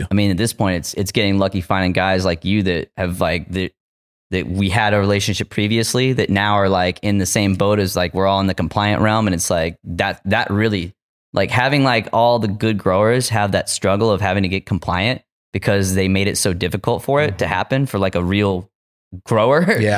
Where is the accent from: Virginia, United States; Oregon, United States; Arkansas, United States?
Arkansas, United States; I didn't go to Headroom Gallery because I'm from Arkansas. I don't want to get busted.